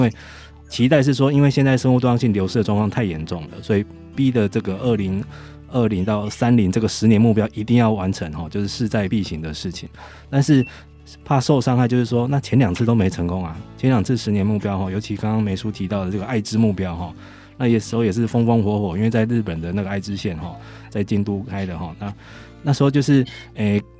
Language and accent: Chinese; Taiwan; 以我们台湾人来说